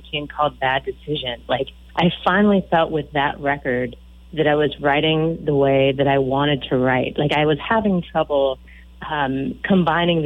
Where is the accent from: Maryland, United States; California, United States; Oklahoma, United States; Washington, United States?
Washington, United States; Aberdeen; moved away as an adult; also born or lived in Gothenburg, Nebraska / Grinnell, Iowa / Vancouver, BC / Milwaukee, Wisconsin; now in Austin, United States; Originally, I'm actually from a little tiny town a couple hours south of Seattle called Aberdeen, Washington, little timber town.